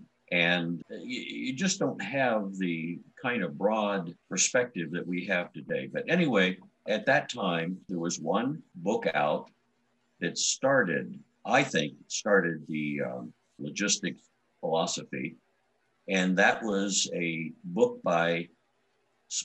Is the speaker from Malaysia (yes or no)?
no; Columbus, Ohio, United States; I grew up in Columbus, Ohio